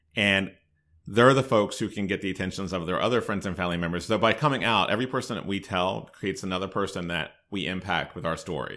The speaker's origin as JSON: {"language": "English", "town": "Hagerstown", "region": "Maryland", "country": "United States", "tie": "born or raised there", "also_born_or_lived": "North Carolina", "moved": "as an adult", "said": "I grew up in Hagerstown, so I'm fairly local."}